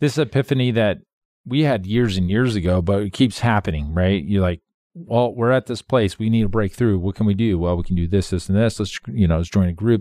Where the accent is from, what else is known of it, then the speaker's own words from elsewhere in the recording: Phoenix, Arizona, United States; moved away as an adult; also born or lived in Monroe, Louisiana; I come from Phoenix